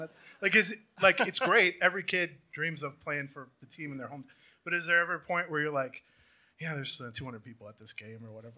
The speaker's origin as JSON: {"language": "English", "town": "St. Paul", "region": "Minnesota", "country": "United States", "said": "I'm from St. Paul"}